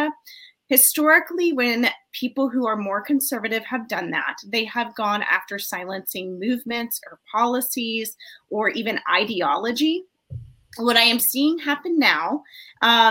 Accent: United States

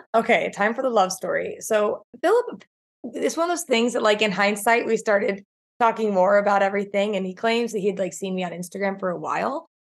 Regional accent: South Georgia, United States; From South Georgia, okay. born and raised

